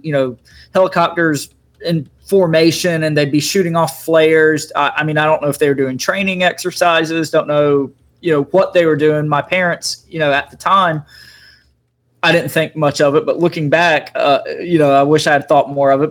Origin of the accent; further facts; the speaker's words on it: Eastern North Carolina, United States; I grew up in Eastern North Carolina, and I grew up, you know, right across the cri- uh, river, creek, whatever you want to call it, from a large military base. Camp Lejeune is the name of the base.